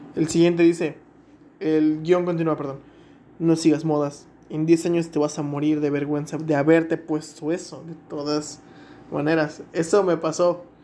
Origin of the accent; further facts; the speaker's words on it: Mexico; como buen mexicano